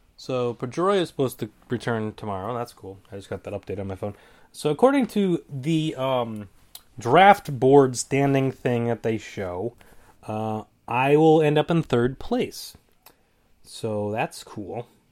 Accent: New England, United States; I'm from New England

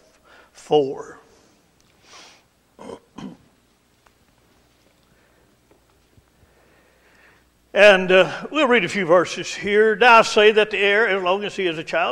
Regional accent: Estill County, Kentucky, United States; I grew up in, over in Estill County, and out in the country there

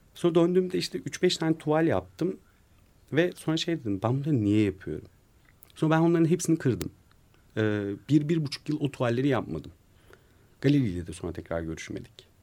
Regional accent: Ankara, Turkey; also born or lived in Kızılcahamam; bir Ankaralı olarak Bozkır'ı özlüyorum

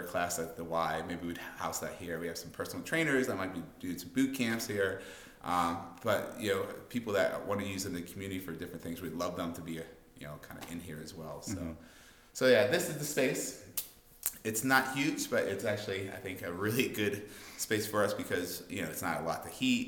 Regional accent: Pittsburgh, Pennsylvania, United States; also born or lived in Jamaica; now in Worcester, United States; I'm from Pittsburgh originally.

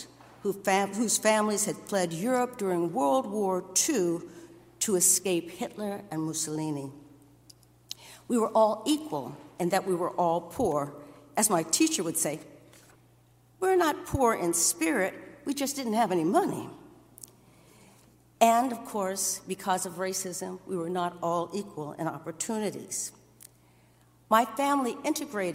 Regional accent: Erie, Pennsylvania, United States; as a teenager in my hometown of Erie, Pennsylvania

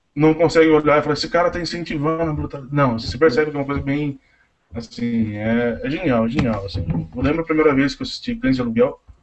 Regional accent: Tatuí, São Paulo, Brazil; eu sou de Tatuí

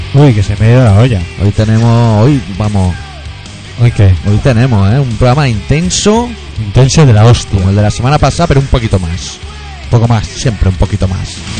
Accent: Catalonia, Spain; nosotros somos catalanes

